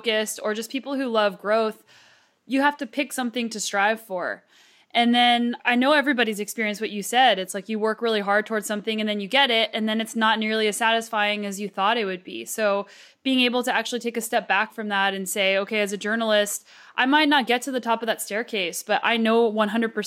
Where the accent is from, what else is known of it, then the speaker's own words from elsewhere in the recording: United States; moved away as an adult; now in Canada; I'm an American